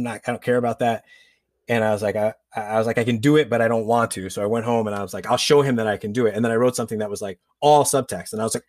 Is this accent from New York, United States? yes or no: yes; New York, United States; my mom, we grew up outside of New York City. We were in Westchester County.